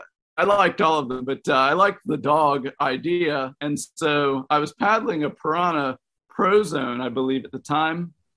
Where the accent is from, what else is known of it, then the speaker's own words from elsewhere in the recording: Harpers Ferry, West Virginia, United States; Harpers Ferry, West Virginia.